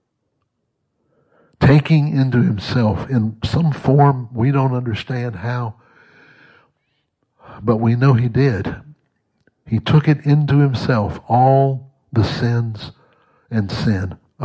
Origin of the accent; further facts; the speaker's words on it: Mississippi, United States; moved away; also born or lived in Texas; I was born and raised in Mississippi, but I grew up in Texas.